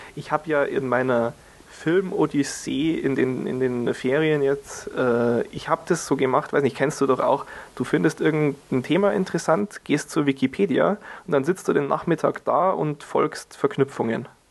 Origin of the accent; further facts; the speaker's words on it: Germany; hier bei uns in Deutschland